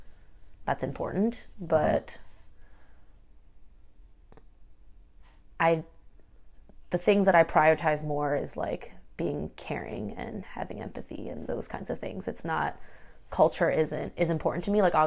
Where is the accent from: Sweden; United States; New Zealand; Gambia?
United States; I'm more American than I am Korean